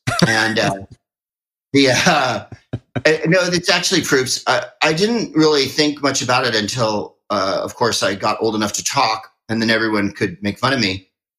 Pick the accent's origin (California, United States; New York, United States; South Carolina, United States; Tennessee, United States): California, United States; San Carlos; also born or lived in Phoenix, Arizona; Well, I'm from San Carlos, a small white community south of San Francisco.